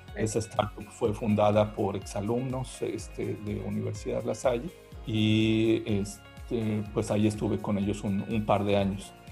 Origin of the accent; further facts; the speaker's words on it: Mexico; moved away as an adult; now in Berlin, Germany; somos tres mexicanos